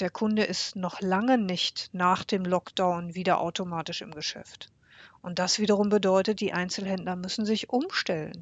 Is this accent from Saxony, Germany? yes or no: no; Bocholt, North Rhine-Westphalia, Germany; Bocholt, meine Heimatstadt